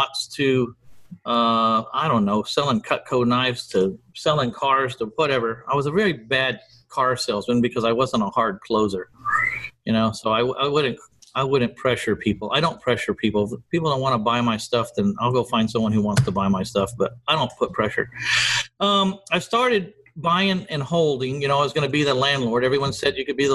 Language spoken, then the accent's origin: English; San Antonio, Texas, United States; my hometown of San Antonio, Texas